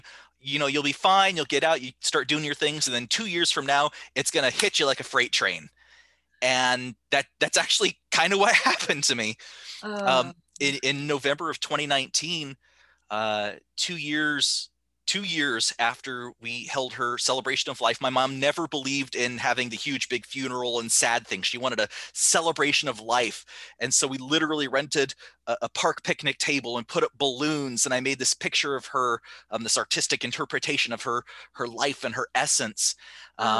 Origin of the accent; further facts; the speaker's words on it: Phoenix, Arizona, United States; moved away as an adult; also born or lived in Seattle area, Washington; now in Seattle, United States; I grew up in Phoenix and Arizona, and I moved to the Seattle area in 2013.